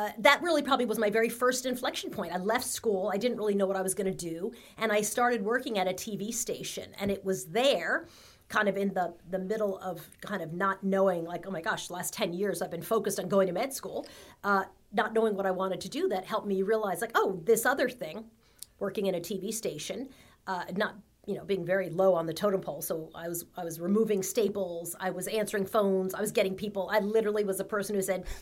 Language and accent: English; Long Island, New York, United States; I grew up in Long Island, middle class family